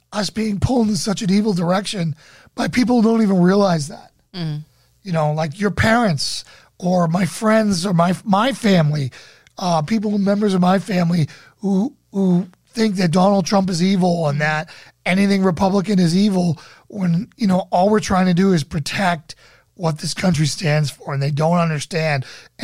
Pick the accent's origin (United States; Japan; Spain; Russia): Russia; now in Germany; I'm actually in Germany. Do you know that literally the whole world prays for the USA, also in Russia? I'm originally from Russia.